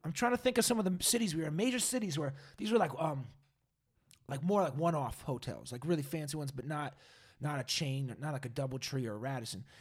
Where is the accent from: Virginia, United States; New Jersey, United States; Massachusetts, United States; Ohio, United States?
Massachusetts, United States; now in California, United States; I'm from Massachusetts